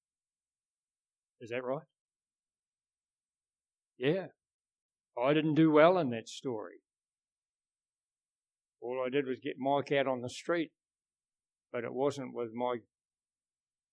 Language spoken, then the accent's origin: English; New Zealand; we're from New Zealand